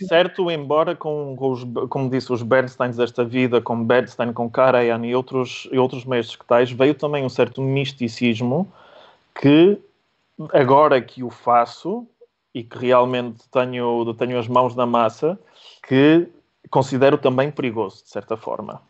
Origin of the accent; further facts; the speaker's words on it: Porto, Norte, Portugal; also born or lived in Łódź, Poland; sou polaco de, de, sangue e nos papéis também, sendo que, como disse, cresci no Porto e, e com algum orgulho digo que sou um polaco tripeiro.